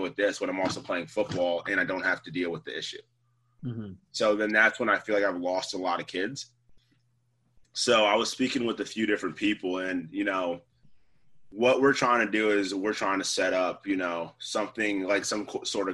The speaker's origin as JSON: {"language": "English", "region": "the South", "country": "United States", "said": "I'm from the South"}